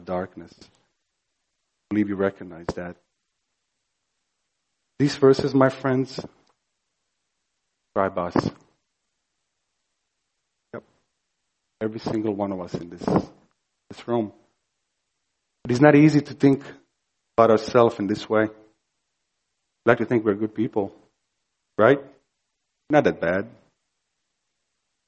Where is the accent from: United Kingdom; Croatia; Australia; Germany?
Croatia; moved away; I grew up in Croatia, ex-Yugoslavia, during the war, bloodiest war conflict post-World War II.